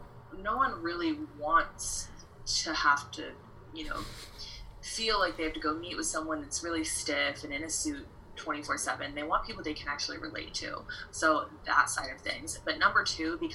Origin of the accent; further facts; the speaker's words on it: Iowa, United States; moved away as an adult; now in Arizona, United States; I am originally from Iowa, but I moved out to Arizona.